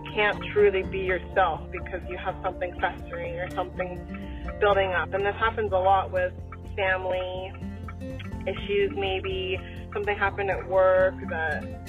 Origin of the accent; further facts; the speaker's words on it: Phoenix, Arizona, United States; accent: valley girl; I'm also from the Valley of the Sun, Phoenix, Arizona, and people are often telling me that I talk like a super valley girl